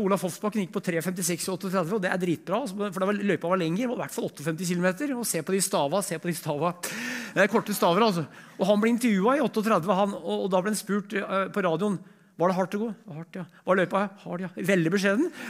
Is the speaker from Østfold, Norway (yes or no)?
no; Brumunddal, Innlandet, Norway; født i 1965, vokste på Brumunddal.